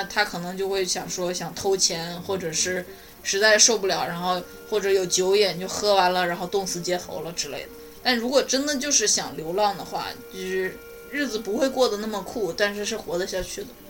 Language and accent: Chinese; China; now in United States; 我在美国这儿住得也很好，但是还是很怀念国内的那种热闹